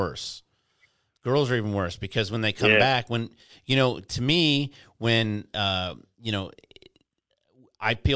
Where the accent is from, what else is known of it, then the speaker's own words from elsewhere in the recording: Detroit, Michigan, United States; moved away as an adult; also born or lived in Houston, Texas; now in Florida, United States; I'm in Florida, dude, and I grew up in Detroit, and I spent some of my childhood in Houston